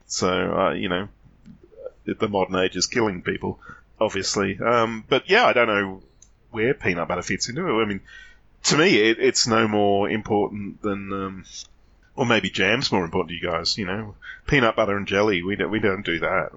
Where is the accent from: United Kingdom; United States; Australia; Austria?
Australia; as an Australian